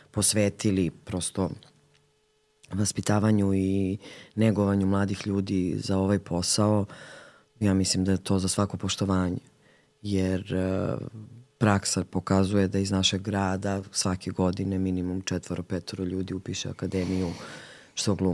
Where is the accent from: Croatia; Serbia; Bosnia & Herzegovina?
Serbia; Valjevo, Šumadija and Western Serbia; I ona je isto rodom iz Valjeva